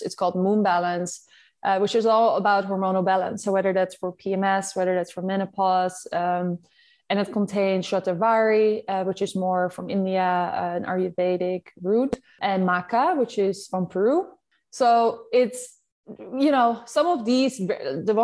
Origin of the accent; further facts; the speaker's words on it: Netherlands; accent: Dutch; I'm Dutch, as you like, you can hear from my accent.